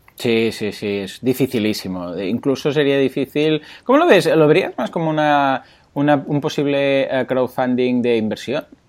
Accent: Mataró, Catalonia, Spain; soy de Mataró

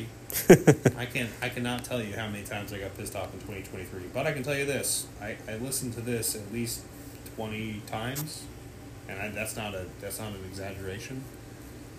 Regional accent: Midwest, United States; I'm from the Midwest.

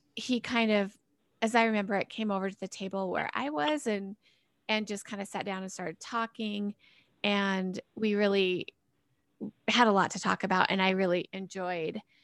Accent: Cheyenne, Wyoming, United States; also born or lived in Laramie, Wyoming; I'm from Cheyenne. I, I, I was raised here basically my whole life.

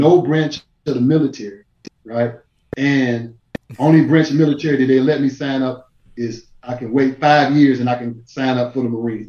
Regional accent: Dayton, Ohio, United States; moved away; also born or lived in Atlanta; I'm from Dayton, Ohio.

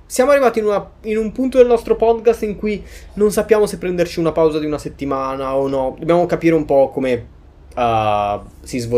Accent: Milan, Lombardy, Italy; Insomma, ho fatto questi esperimenti gourmet da milanese, ma con roba calabrese.

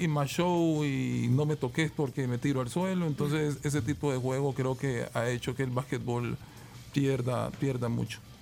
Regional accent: El Salvador; nos enorgullece mucho como salvadoreños

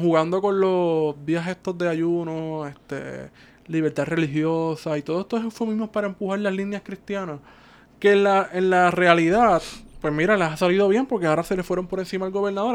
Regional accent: Cabo Rojo, Puerto Rico; moved away as an adult; now in San Juan, Puerto Rico

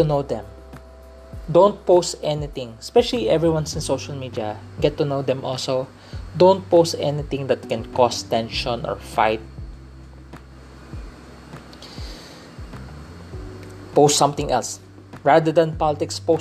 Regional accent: Philippines; accent: Filipino English; I grew up in a Chinese culture. I'm a Filipino citizen, but having a Chinese descent because my mom is from China. My dad is a third generation Chinese in the Philippines

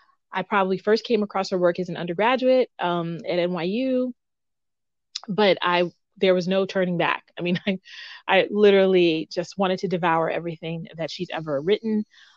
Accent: United States; I am a Black woman, and I'm a Black woman of Haitian heritage. I was born here in the United States, but I make that distinction of being of Haitian heritage because it's an important part of my identity

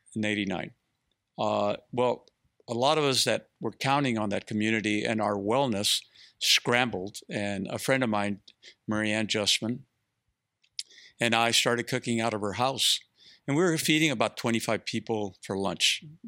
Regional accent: Mexico; now in Austin, United States; I come from Mexico, from a, a, a entrepreneur family

